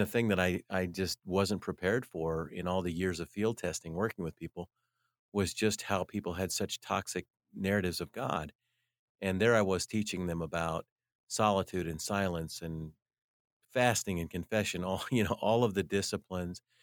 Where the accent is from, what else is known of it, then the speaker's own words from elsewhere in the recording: United States; as an American